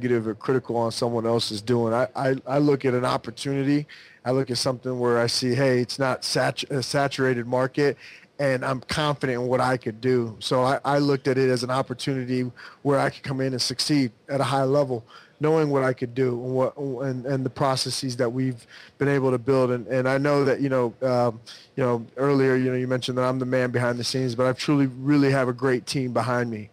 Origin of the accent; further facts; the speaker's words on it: Southern California, United States; growing up in Southern California